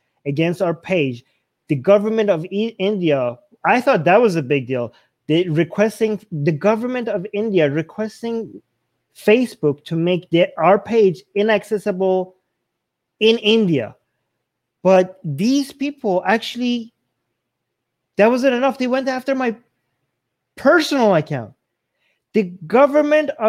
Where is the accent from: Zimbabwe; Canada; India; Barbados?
Canada; I'm Canadian